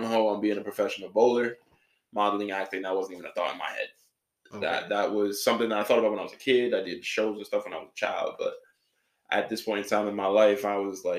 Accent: New York City, New York, United States; moved away as an adult; also born or lived in Florida; I am from New York City, the BX, born and raised, lived there about 18 years.

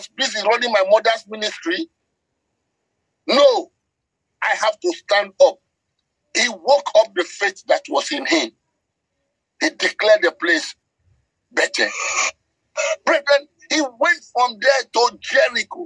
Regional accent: Nigeria; I speak as a Nigerian.

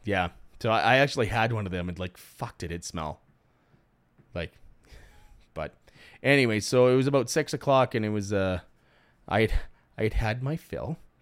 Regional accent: Cudworth, Saskatchewan, Canada; Cudworth, Saskatchewan

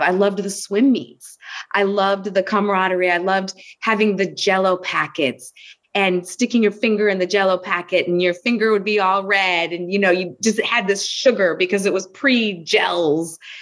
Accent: West Bloomfield, Michigan, United States; I grew up in West Bloomfield, Michigan, outside of Detroit, Michigan

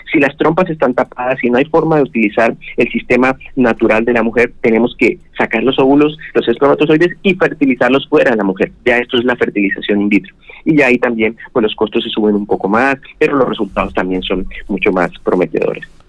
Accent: Bucaramanga, Santander, Colombia; also born or lived in Tunja, Boyacá; now in Barranquilla, Colombia; me crié en Bucaramanga

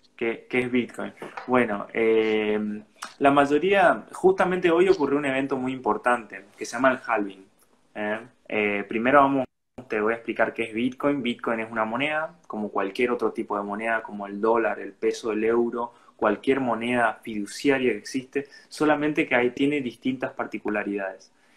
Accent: Resistencia, Chaco, Argentina; soy de acá de la localidad, soy de Resistencia, Chaco.

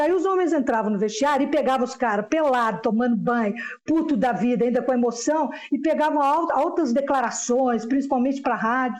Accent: São João del-Rei, Minas Gerais, Brazil; now in Belo Horizonte, Brazil; eu sou aqui do interior de Minas

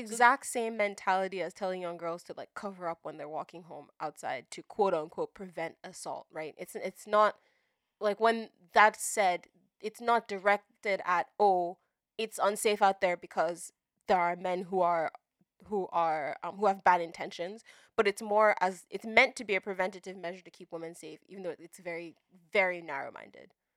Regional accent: Nigeria; now in United States; growing up in Nigeria

